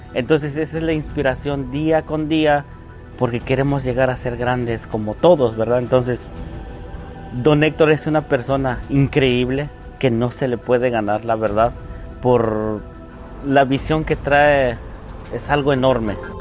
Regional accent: San Cayetano, Chiapas, Mexico; moved away as an adult; now in United States; vengo de Chiapas, originariamente de San Cayetano

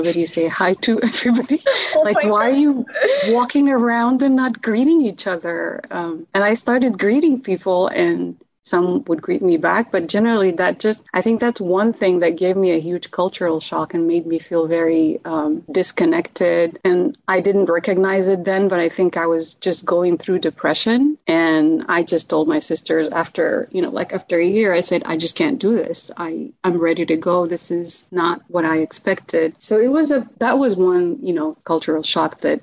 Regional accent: Khartoum, Sudan; first language Arabic; English is a second language; moved away as an adult; also born or lived in Maryland, United States; now in United States; I was born in Sudan, in Khartoum, but my parents are from Ethiopia and Eritrea.

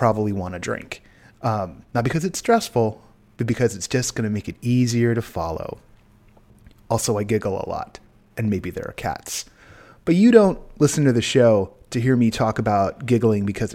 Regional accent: United States; I'm an American

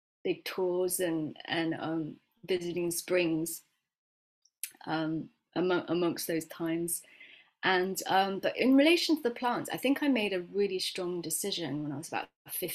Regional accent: West Midlands, United Kingdom; also born or lived in Miami, Florida, United States / Dunchurch, Warwickshire / London; I moved here when I was 9

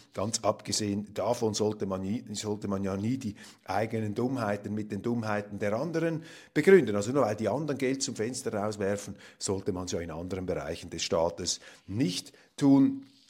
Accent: Zurich, Switzerland; als Zürcher

